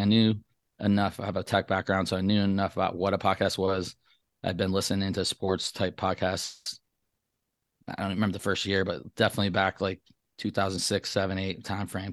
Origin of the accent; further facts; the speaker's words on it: Traverse City, Michigan, United States; moved away as an adult; now in Las Vegas, United States; I grew up in Traverse City, Michigan